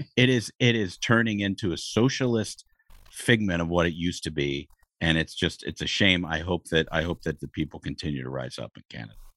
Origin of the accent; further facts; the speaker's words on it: Ohio, United States; I grew up in Ohio